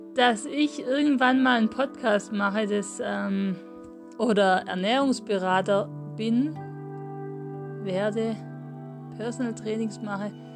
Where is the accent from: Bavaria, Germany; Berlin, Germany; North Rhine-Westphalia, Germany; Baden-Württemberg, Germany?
Baden-Württemberg, Germany; Swabia; accent: Swabian; also born or lived in Mühlacker / Großglattbach; im Schwäbischen sozusagen hört man natürlich auch an meiner Aussprache, an meinem Dialekt